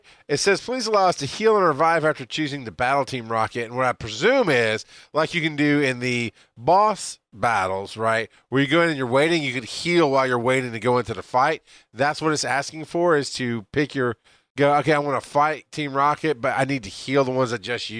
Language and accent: English; the South, United States; We grew up in the South, man.